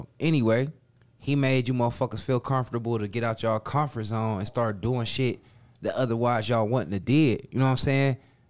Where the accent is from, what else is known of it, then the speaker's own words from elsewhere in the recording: Cleveland, Ohio, United States; also born or lived in Minnesota; I was raised in Cleveland and I was raised in Minnesota.